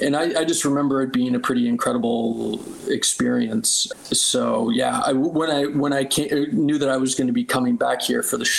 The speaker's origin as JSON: {"language": "English", "town": "Halifax", "region": "Nova Scotia", "country": "Canada", "said": "I'm from Halifax originally, so fellow Atlantic Province team member"}